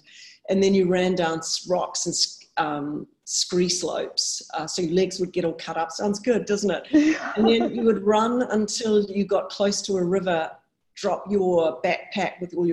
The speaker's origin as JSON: {"language": "English", "country": "New Zealand", "tie": "born or raised there", "said": "So I grew up in New Zealand and I lived about a mile from the beach"}